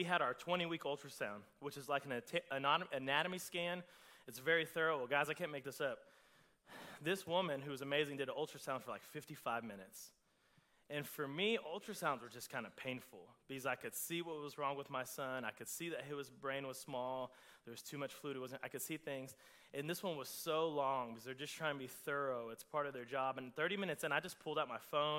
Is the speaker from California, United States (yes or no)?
no; Oklahoma, United States; I'm from Oklahoma.